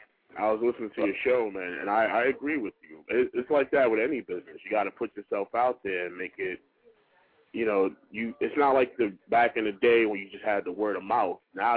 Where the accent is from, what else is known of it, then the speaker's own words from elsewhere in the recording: New York City, New York, United States; growing up in the Bronx back in the 80s.